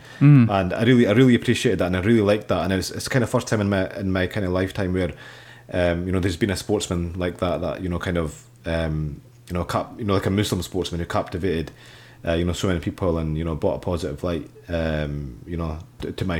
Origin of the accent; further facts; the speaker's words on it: Scotland, United Kingdom; I'm Pakistani, but I was born and raised in Scotland